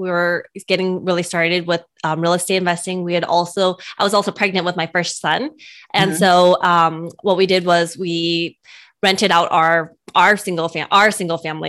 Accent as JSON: {"language": "English", "region": "California", "country": "United States", "said": "We're from California"}